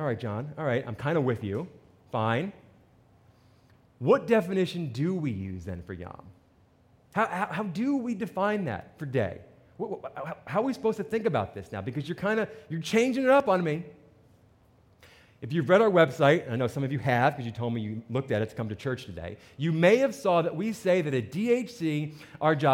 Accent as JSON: {"language": "English", "region": "New Jersey", "country": "United States", "said": "I'm from New Jersey"}